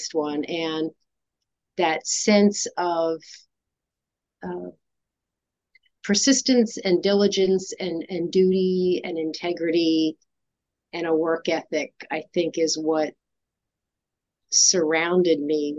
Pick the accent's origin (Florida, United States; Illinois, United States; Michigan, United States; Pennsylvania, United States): Pennsylvania, United States; about an hour north of Philadelphia; I grew up about an hour north of Philadelphia